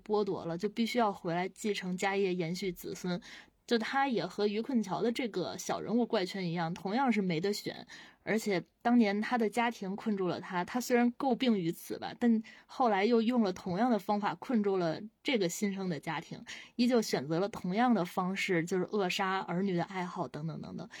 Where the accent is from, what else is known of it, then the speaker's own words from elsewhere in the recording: China; 我们作为中国人，我们对亲情是有信仰在的